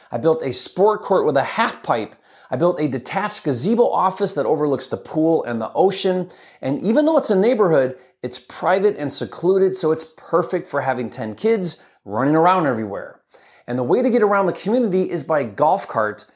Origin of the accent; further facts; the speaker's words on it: Michigan, United States; moved away as an adult; now in Puerto Rico; I grew up in Michigan